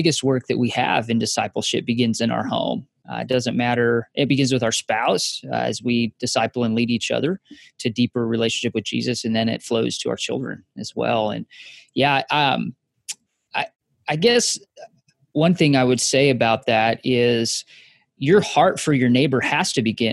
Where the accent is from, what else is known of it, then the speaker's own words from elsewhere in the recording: Wyoming, United States; moved away as an adult; also born or lived in Kansas; I grew up in Wyoming